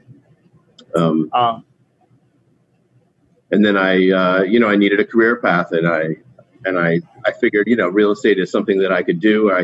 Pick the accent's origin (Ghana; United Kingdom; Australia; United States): United States; Connecticut; moved away as an adult; also born or lived in Burlington, Vermont; now in Brooklyn, United States; I'm from Connecticut, but I've lived in New York City for about 20 years, and I've been in Brooklyn for about 16 of those years.